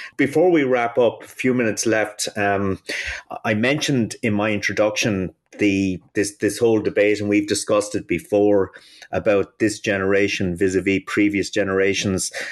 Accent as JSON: {"language": "English", "country": "Ireland", "tie": "born or raised there", "said": "I grew up in Ireland in the nineteen seventies"}